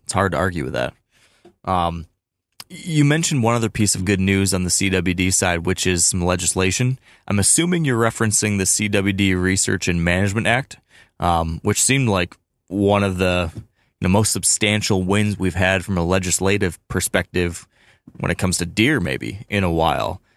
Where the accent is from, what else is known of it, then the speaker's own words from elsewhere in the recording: Michigan, United States; my home state of Michigan